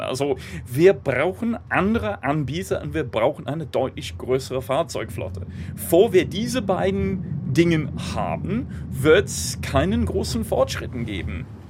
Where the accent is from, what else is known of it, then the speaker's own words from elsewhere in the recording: United Kingdom; German is a second language; now in Germany; Ich komme ursprünglich aus Großbritannien, wohne seit einigen Jahren in Deutschland